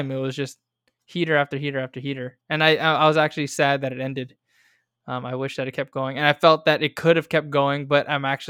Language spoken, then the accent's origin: English; San Diego, California, United States; now in Bay Area, United States; San Diego